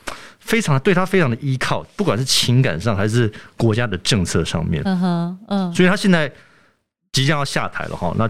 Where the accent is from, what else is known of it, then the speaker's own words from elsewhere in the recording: Germany; 我自己在德国出生长大，然后我就有这种感觉了。